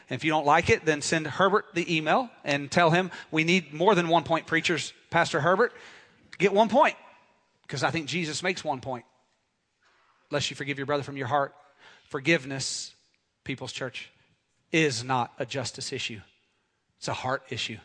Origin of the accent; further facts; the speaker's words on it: Dallas, Texas, United States; also born or lived in Scottsdale, Arizona; right around my second birthday, I moved from Scottsdale to Dallas, Texas